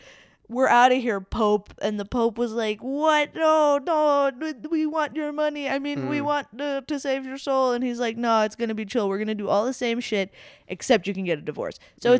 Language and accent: English; Jamaica; And I am Jamaican, which is like normal. That's like pretty common in Jamaica because, you know, British colony, et cetera.